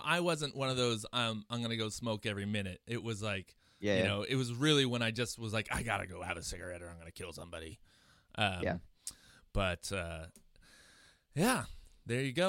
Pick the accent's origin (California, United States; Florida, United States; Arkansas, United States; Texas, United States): California, United States; Chico; now in Portland, United States; both … and I are from, Chico, California and, moved up to Portland, separately